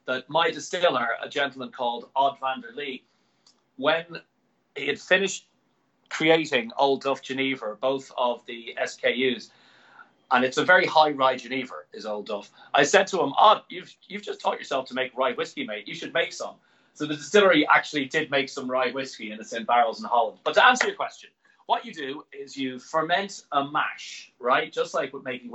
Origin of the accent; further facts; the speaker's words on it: Ireland; I'm an Irishman